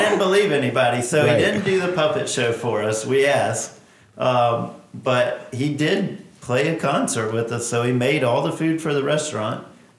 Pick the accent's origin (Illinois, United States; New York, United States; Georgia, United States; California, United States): Georgia, United States; Augusta; Born and raised.